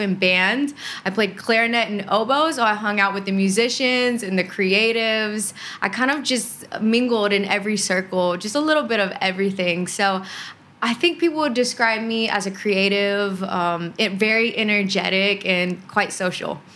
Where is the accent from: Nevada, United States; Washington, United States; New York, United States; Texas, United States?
Texas, United States; Houston; I grew up in Houston, Texas. That is one of the major cities in Texas, born and raised there, kind of outside of Houston